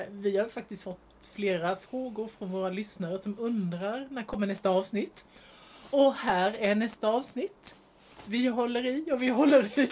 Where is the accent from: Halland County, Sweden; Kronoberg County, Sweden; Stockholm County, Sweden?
Kronoberg County, Sweden; Alvesta; jag är ju från Otten, från Alvesta.